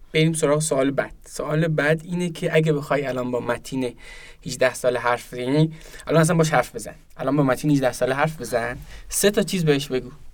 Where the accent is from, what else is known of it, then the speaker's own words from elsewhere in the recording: Zabol, Sistan and Baluchestan, Iran; من که توی شهر زابل به دنیا اومدم